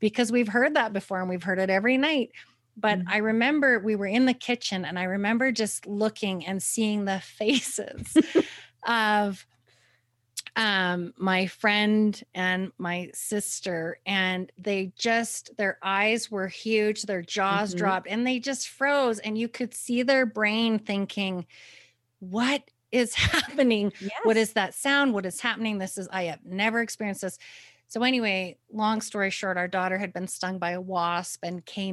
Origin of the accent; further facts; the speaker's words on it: Canada; moved away; I'm originally from Canada, and so we like to go back every summer